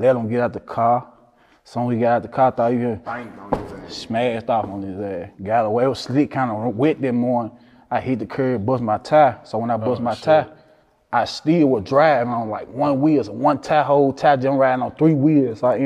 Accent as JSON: {"language": "English", "town": "Memphis", "region": "Tennessee", "country": "United States", "tie": "born or raised there", "said": "I'm from South Memphis originally, but I'm an East Memphis now"}